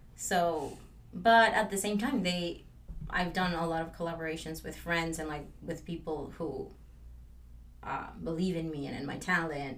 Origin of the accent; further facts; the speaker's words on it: Mexico; now in Los Angeles, United States; I am from Mexico and I moved